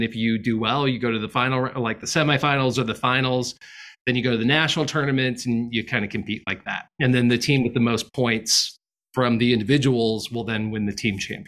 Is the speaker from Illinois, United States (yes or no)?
yes; Peoria, Illinois, United States; also born or lived in Austin, Texas; now in New York, United States; I grew up in Peoria, Illinois